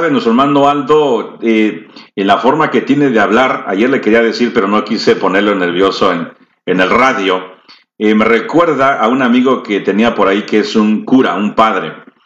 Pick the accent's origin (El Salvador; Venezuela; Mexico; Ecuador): El Salvador; También nosotros somos de El Salvador.